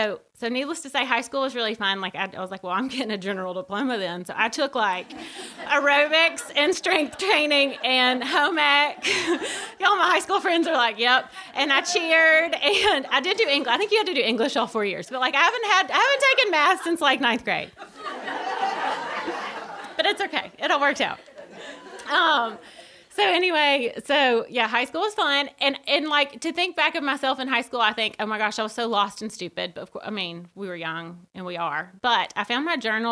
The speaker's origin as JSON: {"language": "English", "town": "Birmingham", "region": "Alabama", "country": "United States", "tie": "born or raised there", "said": "I grew up in Birmingham."}